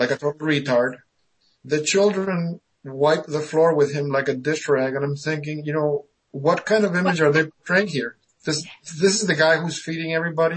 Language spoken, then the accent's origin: English; Argentina; moved away; I was born in 59, so I grew up in Argentina.